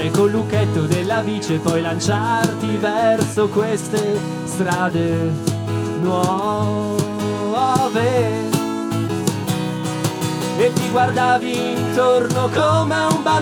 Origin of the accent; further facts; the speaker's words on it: Turin, Piedmont, Italy; Noi siamo di Torino, il prossimo pezzo parla di Torino.